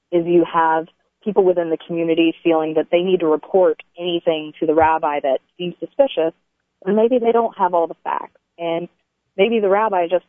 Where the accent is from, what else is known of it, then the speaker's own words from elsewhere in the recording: Tennessee, United States; I was born and raised in Tennessee in an atheist family.